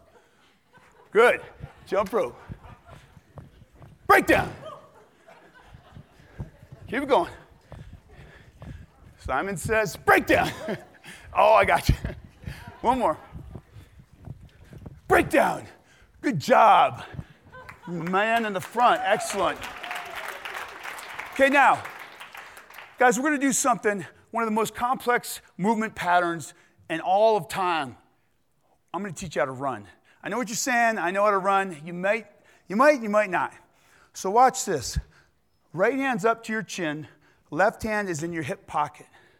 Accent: New England, United States; I grew up in New England

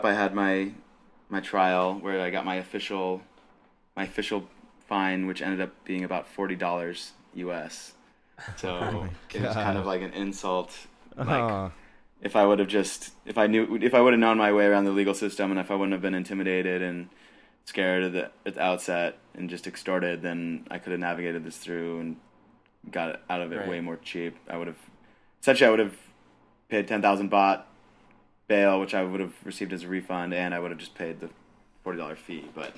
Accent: United States; I'm an American

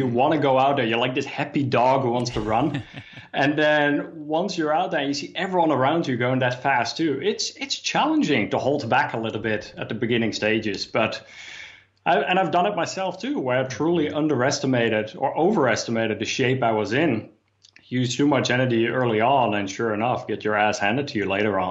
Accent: Amsterdam, North Holland, Netherlands; I grew up in Amsterdam

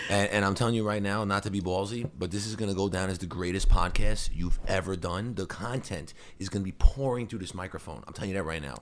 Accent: New Hyde Park, New York, United States; I grew up in New Hyde Park, in, on Long Island

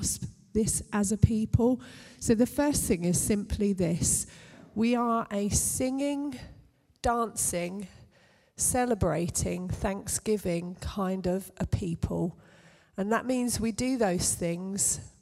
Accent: United Kingdom

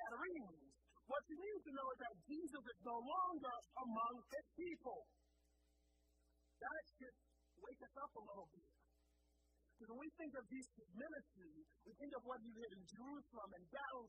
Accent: Liberia; moved away; I grew up in Liberia

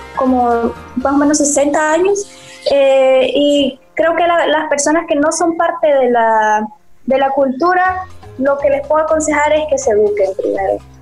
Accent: El Salvador; yo soy del capítulo mexicano y soy la única salvadoreña

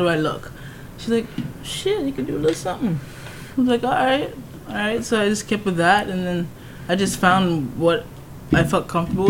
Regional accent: Toronto, Ontario, Canada; I grew up in Toronto.

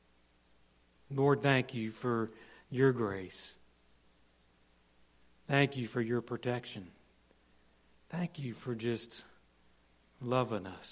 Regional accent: Morgantown, West Virginia, United States; moved away; in my hometown this week, I walked around a lot of dirty streets in Morgantown

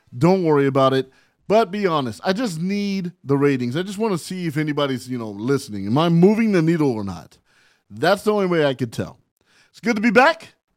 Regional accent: San Bernardino, California, United States; also born or lived in Barstow, California; I was raised in San Bernardino, California, by way of Barstow, California

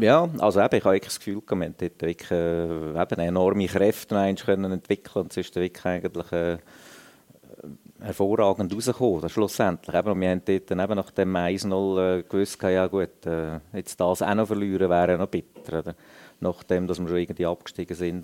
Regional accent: Lucerne, Switzerland; für mich sowieso als Luzerner

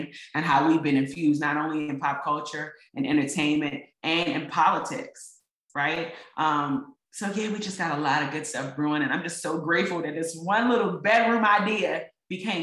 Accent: Baltimore, Maryland, United States; I'm a girl from East Baltimore

